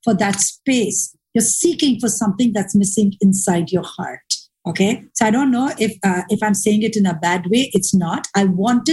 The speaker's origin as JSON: {"language": "English", "region": "Dubai", "country": "United Arab Emirates", "said": "I was from Dubai"}